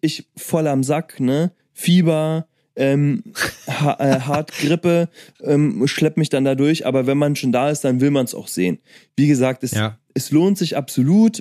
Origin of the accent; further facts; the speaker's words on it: Germany; ich komm nicht mal aus Amerika, ich bin Deutscher